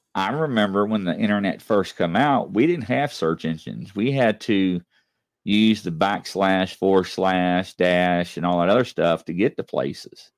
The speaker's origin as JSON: {"language": "English", "town": "Louisville", "region": "Kentucky", "country": "United States", "also_born_or_lived": "Southern Indiana", "said": "I'm from Louisville, Kentucky. You know, I lived in Indiana, Southern Indiana"}